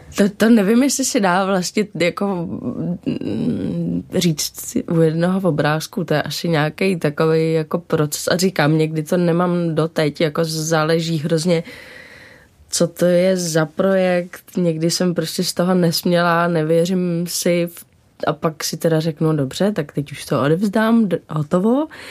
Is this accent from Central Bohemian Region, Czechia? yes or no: yes; Dobřichovice, Central Bohemian Region, Czechia; also born or lived in New York; Já jsem vyrůstala od tří v Dobřichovicích, což je kousek od Prahy